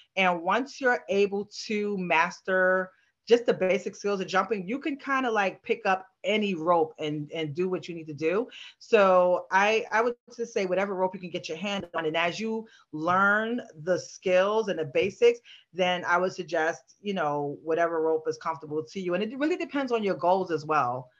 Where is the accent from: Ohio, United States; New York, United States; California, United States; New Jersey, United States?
New York, United States; New York City; I grew up in New York in a Bronx between Bronx and Harlem